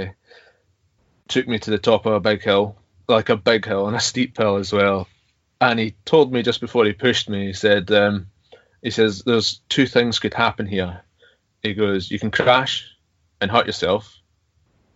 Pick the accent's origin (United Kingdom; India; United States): United Kingdom; Stornoway, Scotland; now in Lochgilphead, United Kingdom; I was born in Stornoway in the Isle of Lewis, which is in the middle of nowhere, basically. But I live in a place called, or just outside Loch Gilphead in Argyll on the west coast